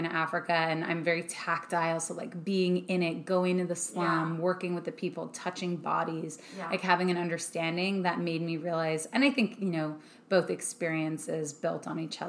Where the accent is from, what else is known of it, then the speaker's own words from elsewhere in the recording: Canada; now in Los Angeles, United States; I'm Canadian